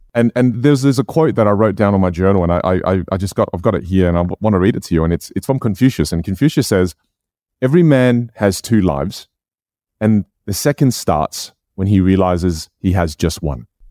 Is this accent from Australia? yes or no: yes; Australia; first language Chinese dialect (Jiu); English is a second language; I grew up in Australia. I was born here.